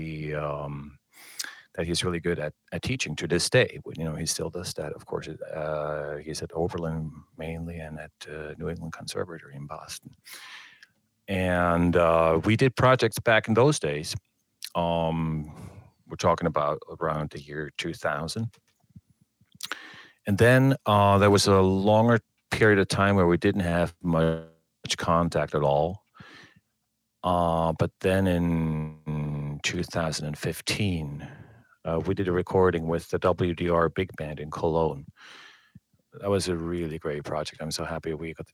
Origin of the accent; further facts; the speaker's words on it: Switzerland; moved away as an adult; also born or lived in Bern, Switzerland / New York City, United States; now in Hamburg, Germany; I was born in Switzerland